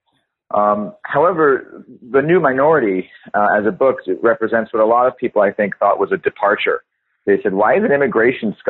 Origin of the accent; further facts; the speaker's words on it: Los Angeles, California, United States; accent: American; I grew up in Los Angeles, California, and went to public schools my whole life until I went to university.